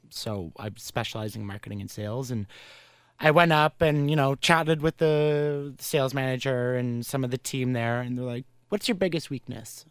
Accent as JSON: {"language": "English", "town": "Carleton Place", "region": "Ontario", "country": "Canada", "tie": "born or raised there", "said": "my hometown"}